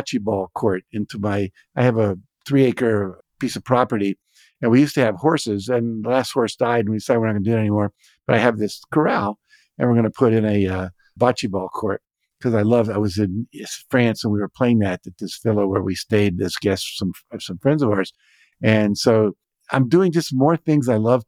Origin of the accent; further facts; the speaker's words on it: West Virginia, United States; moved away; I grew up in West Virginia